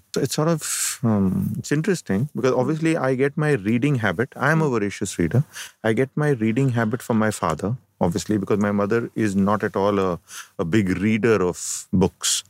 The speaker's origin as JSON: {"language": "English", "town": "Mumbai", "region": "Maharashtra", "country": "India", "tie": "born or raised there", "also_born_or_lived": "Kerala / Ajmer / Chennai", "said": "I have been born and brought up in Bombay"}